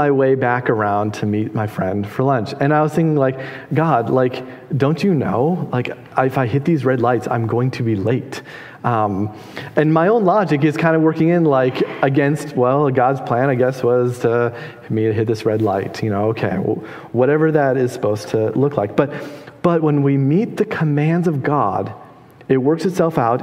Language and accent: English; Minnesota, United States; I'm from Minnesota.